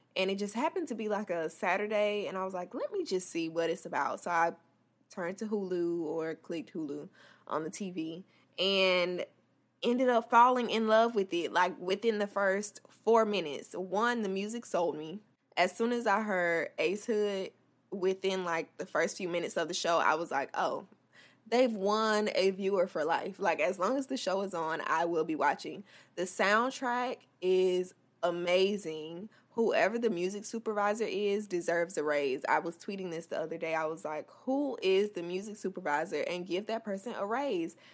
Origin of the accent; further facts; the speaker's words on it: Tallahassee, Florida, United States; Tallahassee, my hometown